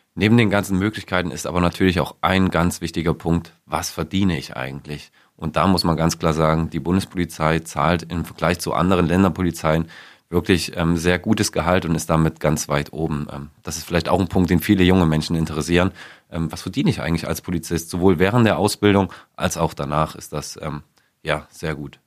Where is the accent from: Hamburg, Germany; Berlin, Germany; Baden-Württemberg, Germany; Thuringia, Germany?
Thuringia, Germany; moved away as an adult; also born or lived in Frankfurt am Main; ich komme eigentlich gebürtig aus Thüringen